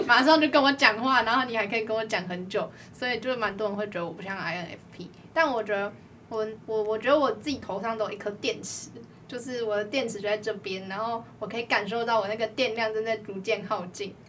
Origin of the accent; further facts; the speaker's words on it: Tainan, Taiwan; 身为台南人的我